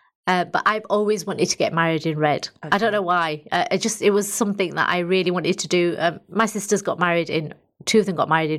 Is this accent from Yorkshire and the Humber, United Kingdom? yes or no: yes; Bradford, Yorkshire and the Humber, United Kingdom; moved away; I was from Bradford.